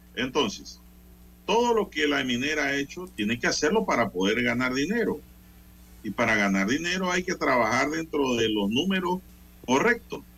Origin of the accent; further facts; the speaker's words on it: Panama; como panameño